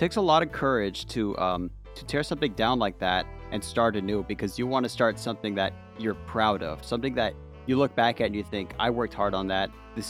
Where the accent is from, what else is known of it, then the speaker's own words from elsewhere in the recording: United States; as an American, I rarely ever hear that word.